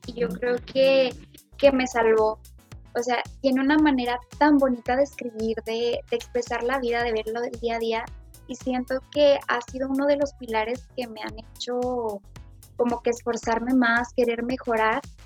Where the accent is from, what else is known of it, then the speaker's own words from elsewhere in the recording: Fresnillo, Zacatecas, Mexico; soy de Fresnillo, Zacatecas